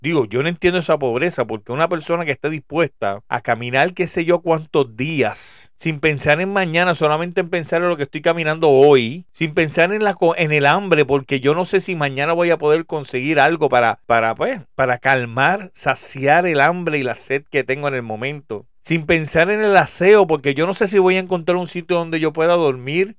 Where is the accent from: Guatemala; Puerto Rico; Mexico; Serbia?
Puerto Rico; soy boricua, soy puertorriqueño